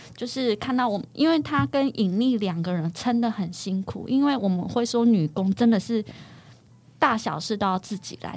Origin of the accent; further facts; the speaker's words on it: central Taiwan, Taiwan; 我是中部人